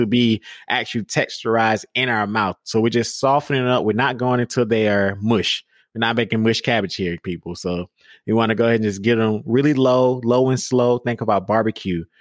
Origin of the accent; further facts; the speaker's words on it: Georgia, United States; I grew up in Georgia